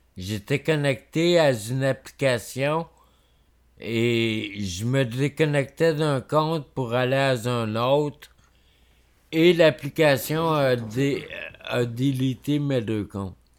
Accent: Quebec, Canada; on est québécois

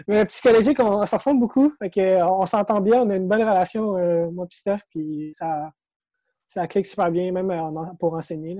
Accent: Sainte-Marthe-sur-le-Lac, Quebec, Canada; also born or lived in Montreal; je suis né à Montréal. OK. J'ai grandi dans le coin de Sainte-Marthe-sur-le-Lac

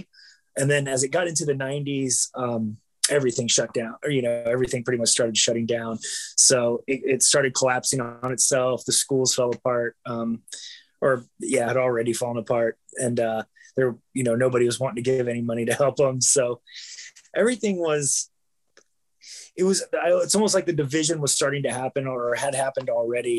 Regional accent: Bucyrus, Ohio, United States; also born or lived in Galion, Ohio; I was born in a Galien hospital in Galien, Ohio, but it was like 8 miles away from the town that I grew up in, called Bucyrus, Ohio.

